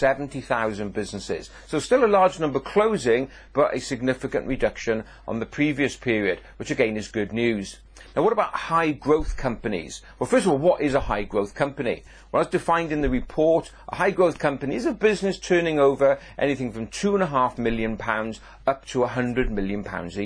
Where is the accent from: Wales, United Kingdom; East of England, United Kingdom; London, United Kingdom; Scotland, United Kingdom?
Wales, United Kingdom; Welsh; being Welsh